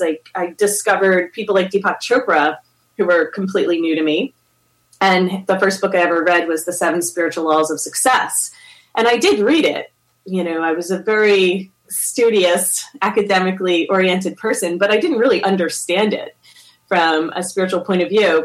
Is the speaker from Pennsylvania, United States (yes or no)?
yes; Philadelphia, Pennsylvania, United States; moved away; where I grew up in Philadelphia, it wasn't like very popular to even do yoga or to meditate.